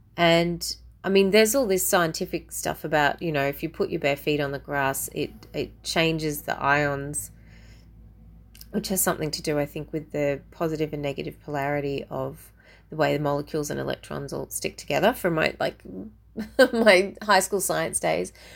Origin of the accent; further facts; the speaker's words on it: Australia; as an Aussie